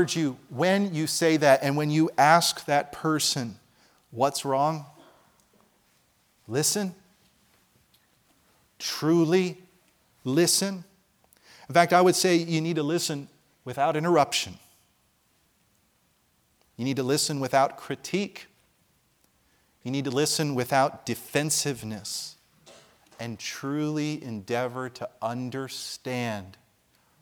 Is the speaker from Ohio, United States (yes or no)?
no; New Jersey, United States; moved away; I grew up in Jersey